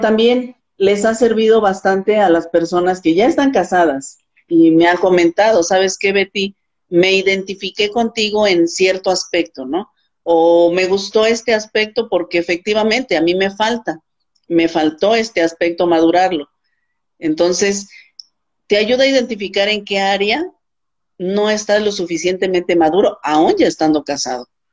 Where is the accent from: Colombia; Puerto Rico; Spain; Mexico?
Mexico; Morelos; soy de Morelos, México, y también soy maestra